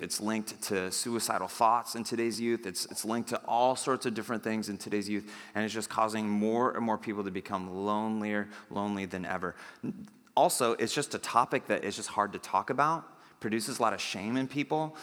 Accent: United States; I'm an American

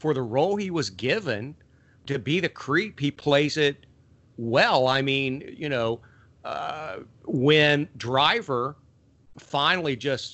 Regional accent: Appalachia, United States; moved away; I grew up in Appalachia with a lot of rednecks

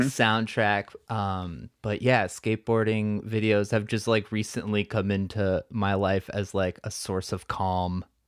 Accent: Crystal Lake, Illinois, United States; I'm actually from Crystal Lake

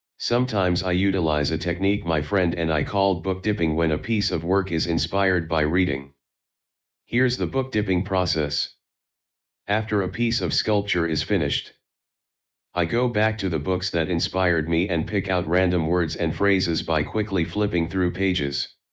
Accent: Taiwan; moved away as an adult; also born or lived in New York City; I was born and raised in Taiwan. I moved to New York City to study fine art at the School of Visual Arts in 2011

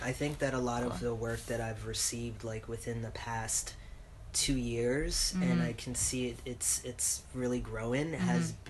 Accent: New York, United States; moved away; I'm from New York

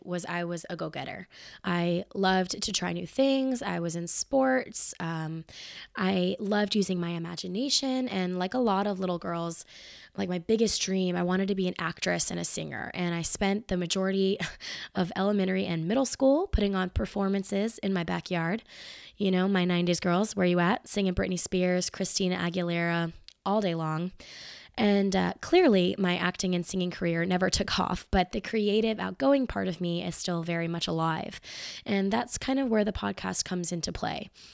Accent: Marietta, Georgia, United States; now in Atlanta, United States; I was born in Marietta, which is not far from where I live now, Marietta, Georgia

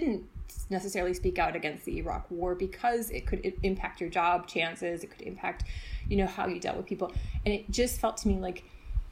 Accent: United States; now in Germany; as an American

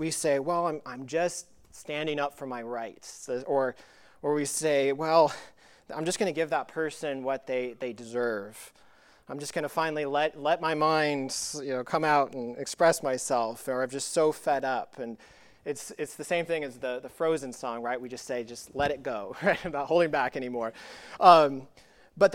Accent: Colorado, United States; when I was young growing up in Colorado

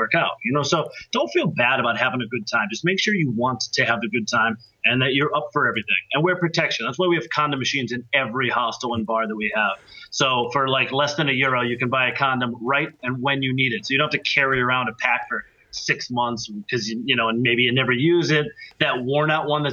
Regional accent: United States; moved away as an adult; now in Europe; as an American

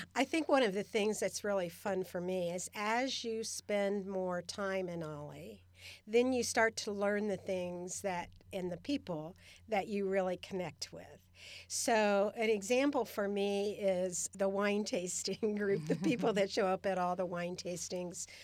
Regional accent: Cincinnati, Ohio, United States; moved away as an adult; also born or lived in Redwood City, California / Sacramento, California; now in Stockton, United States; I grew up in Cincinnati, Ohio. and I moved to California with my first husband in nineteen seventy-three

